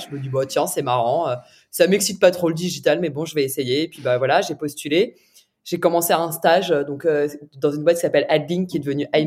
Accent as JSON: {"language": "French", "town": "Paris", "region": "Île-de-France", "country": "France", "tie": "born or raised there", "said": "je suis je suis née"}